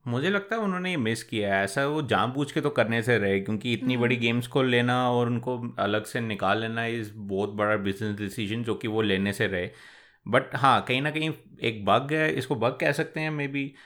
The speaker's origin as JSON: {"language": "Hindi", "country": "India", "said": "हम इंडियन हैं सारे"}